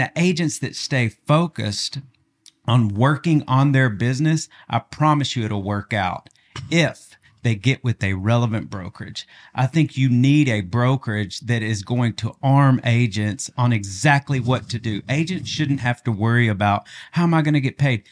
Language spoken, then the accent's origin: English; Augusta, Arkansas, United States; now in Northwest Arkansas, United States; I'm from Augusta. It's just like a little farm town